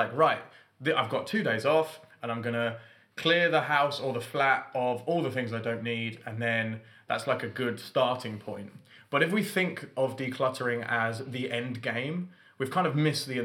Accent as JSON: {"language": "English", "region": "London", "country": "United Kingdom", "also_born_or_lived": "north of England", "moved": "as an adult", "said": "I've got to drive home to London to see my family"}